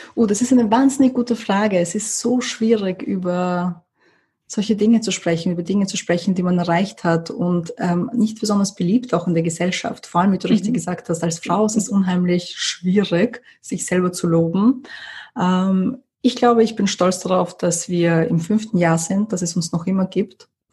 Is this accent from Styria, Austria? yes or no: no; Vienna, Austria; also born or lived in USSR / Moscow / London; Wien ist der Ort, wo ich zur Schule gegangen bin, wo meine Familie noch immer lebt